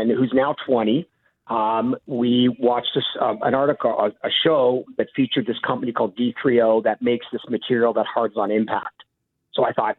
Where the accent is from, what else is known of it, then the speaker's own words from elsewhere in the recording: Hamilton, Ontario, Canada; I'm from the Hammer